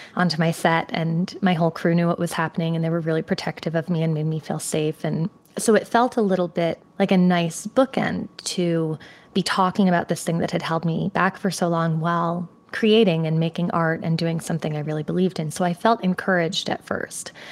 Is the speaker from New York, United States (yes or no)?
no; Connecticut, United States; moved away; So I grew up in Connecticut.